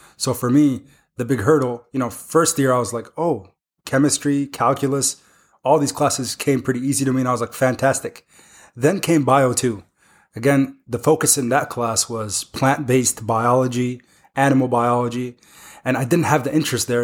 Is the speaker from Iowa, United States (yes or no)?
yes; Iowa City, Iowa, United States; I grew up in the Iowa City area